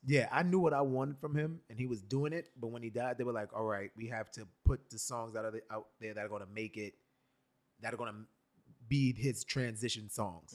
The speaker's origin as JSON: {"language": "English", "town": "New York City", "region": "New York", "country": "United States", "tie": "born or raised there", "said": "born and raised in New York born in Brooklyn, raised in Brooklyn for a while, then raised in the lower part of Manhattan, the West Village, and then back to Brooklyn"}